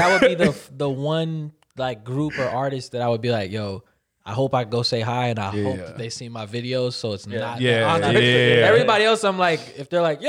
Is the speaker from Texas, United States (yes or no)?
no; Northern California, United States; I'm from Northern California.